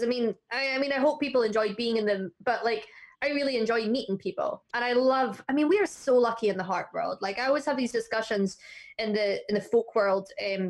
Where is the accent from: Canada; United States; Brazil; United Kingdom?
United Kingdom; Northwest Highlands, Scotland; now in Isle of Man; I'm kind of a Highlander. Oh. So I'm from Northwest.